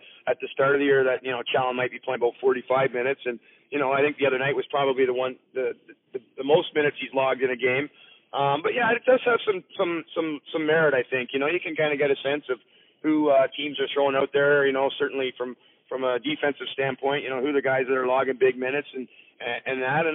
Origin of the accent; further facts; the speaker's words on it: Orangeville, Ontario, Canada; growing up in Orangeville